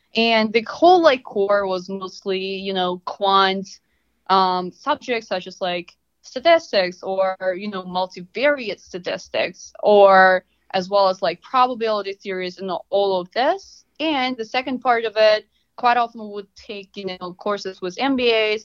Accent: Russia; moved away as an adult; now in United States; I'm originally from Russia.

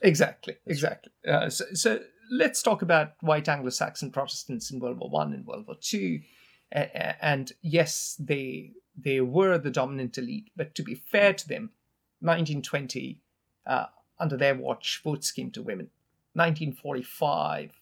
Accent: India; now in United States; I come from India.

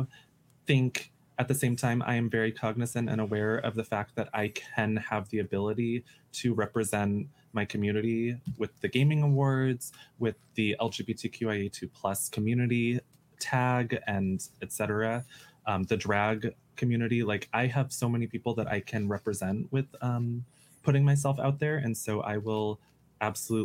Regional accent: United States; I grew up effeminate in the United States

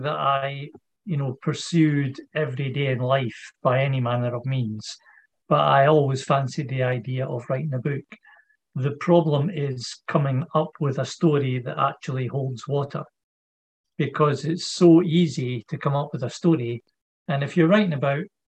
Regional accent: Edinburgh, Scotland, United Kingdom; also born or lived in Leith; now in Aberdeen, United Kingdom; I was born in Edinburgh in hospital, obviously, but then for the first 7-8 years of my life, I lived in Leith, and then we moved to a different part of Edinburgh

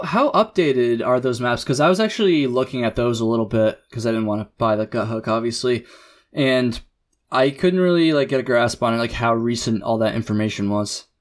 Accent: Jericho, Vermont, United States; also born or lived in Burlington, Vermont; the town I grew up in in Jericho

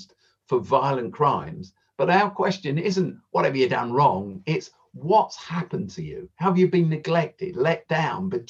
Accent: London, United Kingdom; I was born in Mayday Hospital, in the Croydon Hospital, the one that serves South Norwood. And then I lived just off South Norwood High Street for the first 10 years of my life

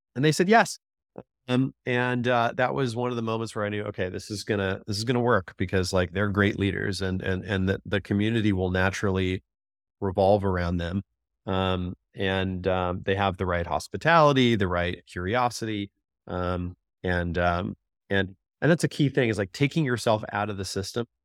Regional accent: Southern California, United States; I grew up in Southern California

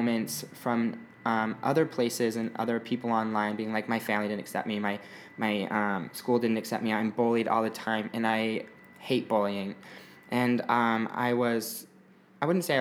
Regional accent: Bountiful, Utah, United States; now in Los Angeles, United States; I am from a little town 20 minutes north of Salt Lake called Bountiful, Utah. Mm-hmm. It means plentiful. So I grew up there

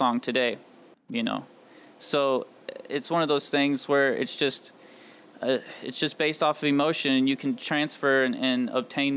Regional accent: St. Louis, United States; I'm born and raised in St. Louis, Missouri, on the east side, over in Illinois.

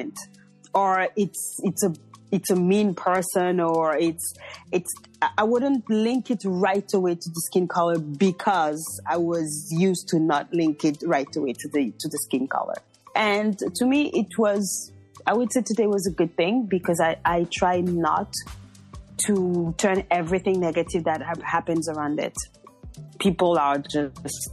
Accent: Beauvais, Hauts-de-France, France; also born or lived in Paris, France / Montreal, Canada; I was born in France. I was born in a small town called Beauvais.

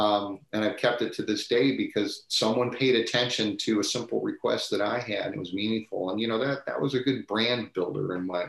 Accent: Midwest, United States; like all of us growing up in the Midwest, we had Cedar Point and Kings Island and the SeaWorld Park

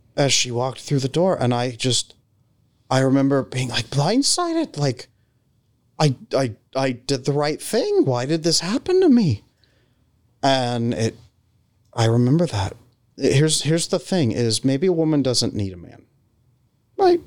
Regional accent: California, United States; I grew up in California

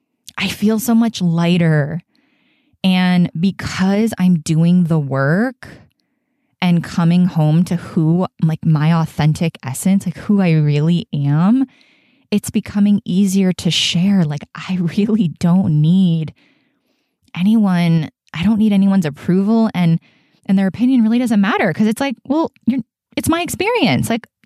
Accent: Florida, United States; they are from my hometown of South Florida on the east coast of Florida.

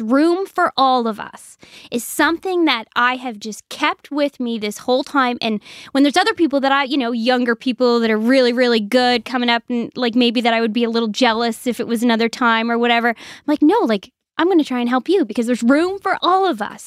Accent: Sheet Harbour, Nova Scotia, Canada; I'm originally from Sheet Harbor, Nova Scotia

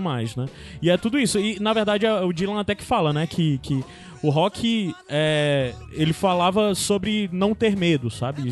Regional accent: Baturité, Ceará, Brazil; porque eu era do interior também, eu sou de Baturité

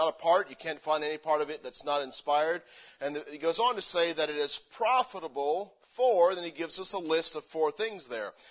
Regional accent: Missouri, United States; moved away as an adult; also born or lived in Pennsylvania; now in Spokane, United States; I grew up in Missouri because that's where most of my memories are from

